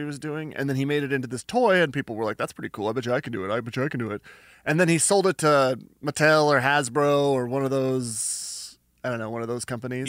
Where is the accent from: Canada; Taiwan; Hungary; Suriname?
Canada; I'm Canadian